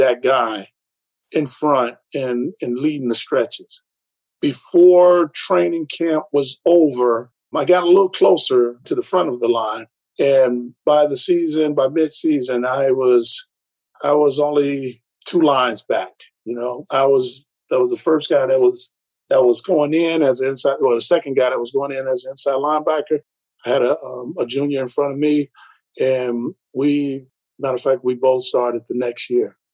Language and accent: English; Detroit, Michigan, United States; I'm born and raised in Detroit